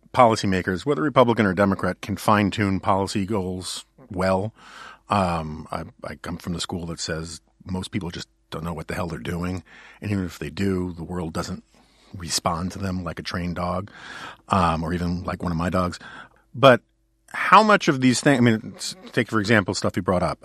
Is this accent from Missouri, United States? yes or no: no; New York City, New York, United States; I grew up in New York City where I had a lot of options.